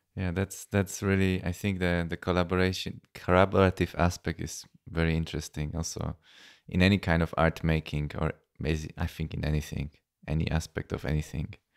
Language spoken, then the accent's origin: English; Poland; now in Vienna, Austria; Polish because I'm from Poland.